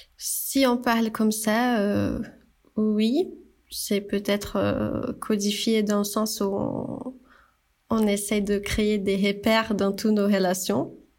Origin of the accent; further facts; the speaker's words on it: Brazil; French is a second language; moved away as an adult; now in France; je suis brésilienne. Là, euh, on entend ce petit accent